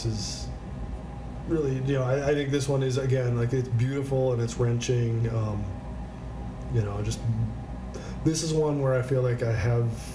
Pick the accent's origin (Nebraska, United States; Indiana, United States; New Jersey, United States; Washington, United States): Nebraska, United States; Blair; born or raised there